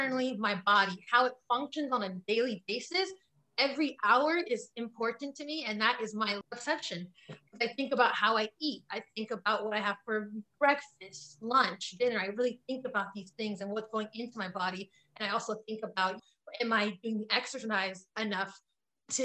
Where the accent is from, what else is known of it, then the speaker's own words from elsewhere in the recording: Richmond, California, United States; also born or lived in Piedmont, California; I came from Richmond, California, you know, and then we went to Piedmont.